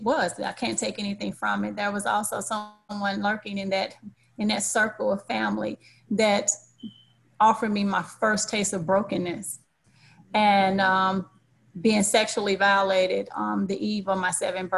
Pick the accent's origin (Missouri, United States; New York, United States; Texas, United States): Missouri, United States; St. Louis; I have two younger brothers, and I hail from St. Louis, Missouri.